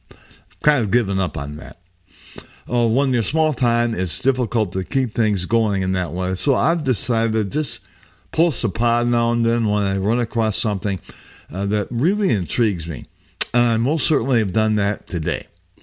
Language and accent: English; Chicago, Illinois, United States; accent: Midwestern Chicago; I apologize for my Midwestern Chicago accent